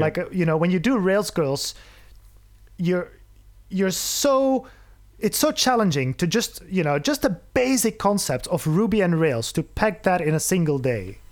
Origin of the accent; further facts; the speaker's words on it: Belgium; moved away as an adult; now in Berlin, Germany; I'm, I'm originally from Belgium, uh, moved to Berlin about four years ago